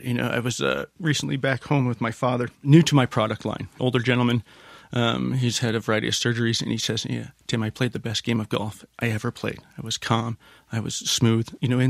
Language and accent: English; Canada; moved away; I'm a Canadian.